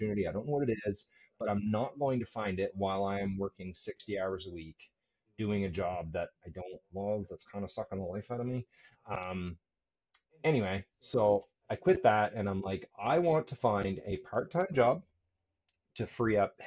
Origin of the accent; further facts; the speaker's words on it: Annapolis Valley, Nova Scotia, Canada; moved away; also born or lived in Cambridge, Nova Scotia; I grew up in the Annapolis Valley